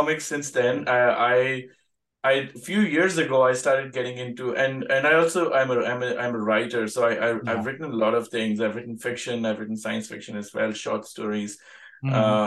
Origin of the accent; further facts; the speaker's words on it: India; now in Sydney, Australia; I grew up in India